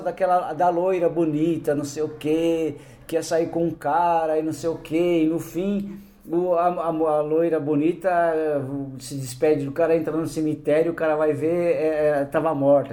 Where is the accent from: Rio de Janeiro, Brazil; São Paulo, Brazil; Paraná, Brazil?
São Paulo, Brazil; also born or lived in Campo Grande, Mato Grosso do Sul; toda a minha vida tenha sido aqui em São Paulo